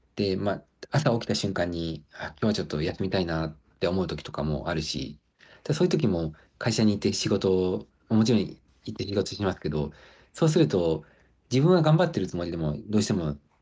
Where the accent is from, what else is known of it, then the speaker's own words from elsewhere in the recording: Hokkaido, Japan; moved away as an adult; also born or lived in Aomori / Sendai / Kobe / Kyoto; now in Ishigaki, Japan; 僕はなんかその北海道で、まあ、生まれ育って、で、青森、仙台、神戸で